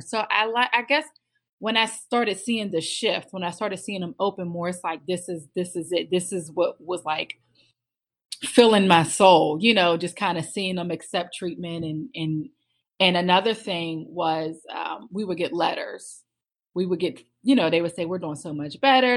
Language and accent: English; Pittsburgh, Pennsylvania, United States; moved away as an adult; now in Maryland, United States; I'm originally from Pittsburgh